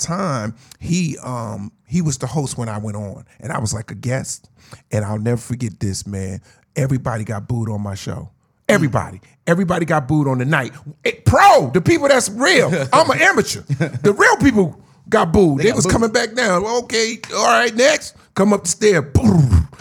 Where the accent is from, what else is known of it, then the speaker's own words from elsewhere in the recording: Newark, New Jersey, United States; I grew up in Newark, New Jersey.